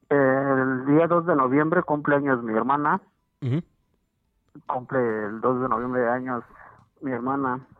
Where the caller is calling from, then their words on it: Pachuca, Hidalgo, Mexico; De aquí de Pachuca Hidalgo.